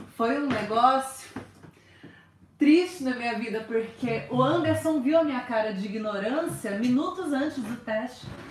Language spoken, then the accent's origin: Portuguese; Brazil; moved away as an adult; quando eu saí do Brasil